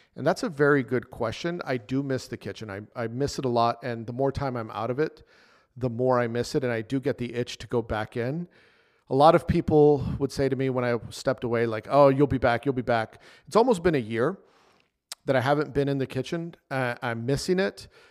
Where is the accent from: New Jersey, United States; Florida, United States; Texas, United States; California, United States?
Texas, United States; El Paso; El Paso, Texas, which is my hometown